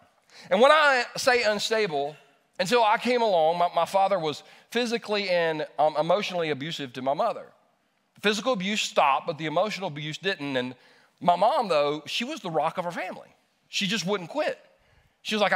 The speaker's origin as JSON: {"language": "English", "town": "Easley", "region": "South Carolina", "country": "United States", "tie": "born or raised there", "also_born_or_lived": "Los Angeles, California", "said": "we moved from California, Los Angeles, California, to Easley, South Carolina"}